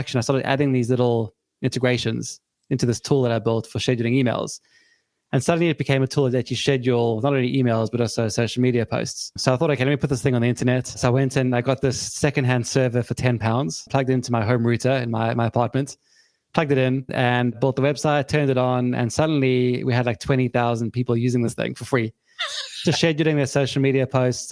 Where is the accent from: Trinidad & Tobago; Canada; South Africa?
South Africa; now in United Kingdom; I'm from South Africa originally, grew up there, and I moved to the UK back in 2005